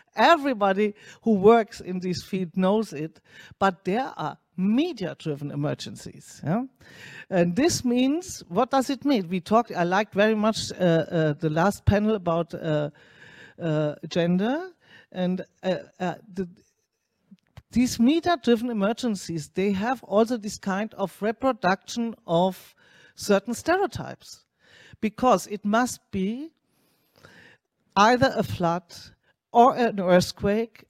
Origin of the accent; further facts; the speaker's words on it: Germany; I'm coming from Germany